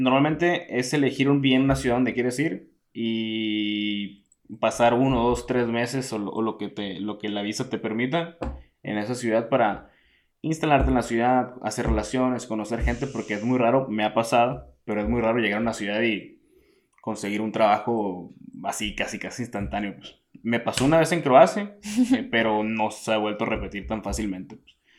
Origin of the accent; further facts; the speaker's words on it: Hermosillo, Sonora, Mexico; moved away as an adult; also born or lived in Italy; soy originario de Hermosillo, Sonora, del desierto de, México.